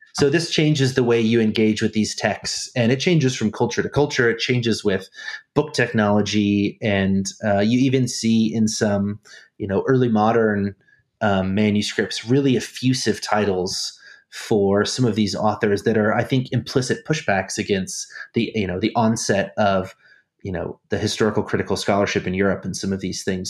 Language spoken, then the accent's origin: English; Snohomish, Washington, United States; moved away as an adult; also born or lived in Germany; I'm from Snohomish, Washington.